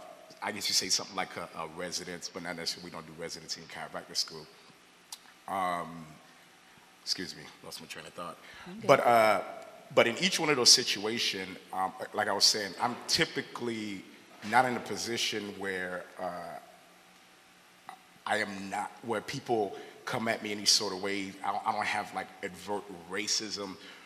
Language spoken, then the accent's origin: English; Haiti; So I had mentioned before I'm from Haiti